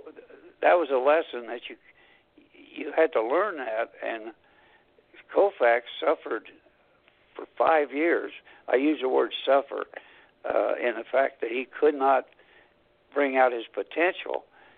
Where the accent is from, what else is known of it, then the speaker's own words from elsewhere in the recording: Anderson, Indiana, United States; Anderson College, a small school in my hometown.